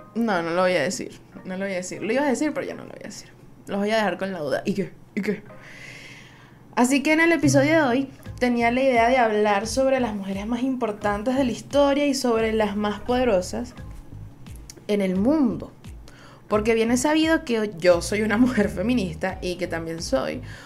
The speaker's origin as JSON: {"language": "Spanish", "country": "Venezuela", "said": "Soy una jeva de Venezuela"}